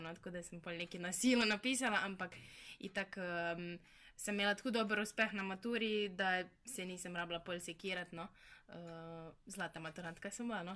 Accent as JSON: {"language": "Slovenian", "town": "Brežice", "country": "Slovenia", "moved": "as an adult", "said": "dosta oddaljena sem, ker sem iz Brežic"}